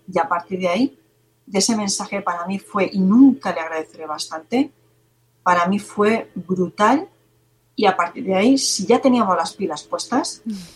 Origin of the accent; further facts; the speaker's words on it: Cuenca, Castilla-La Mancha, Spain; soy de Cuenca